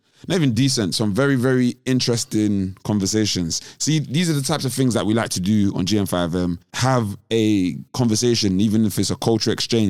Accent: Nigeria; I'm Nigerian. Eli is Nigerian.

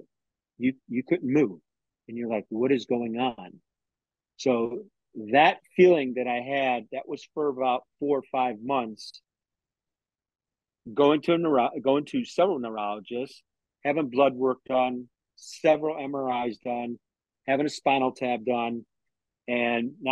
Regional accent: Tampa, Florida, United States; I'm from Tampa, Florida.

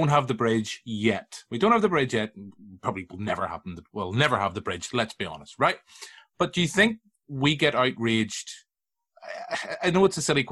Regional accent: Tyrone, Northern Ireland, United Kingdom; I'm from Tyrone

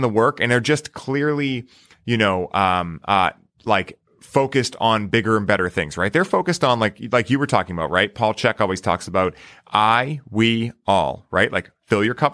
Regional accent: United States; growing up in the States

